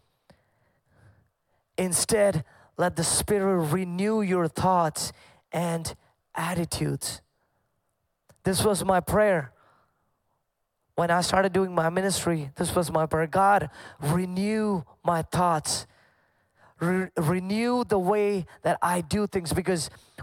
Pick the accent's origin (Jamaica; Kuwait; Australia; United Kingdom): Kuwait; moved away; I grew up in Kuwait, and growing up, I grew up in a Pentecostal family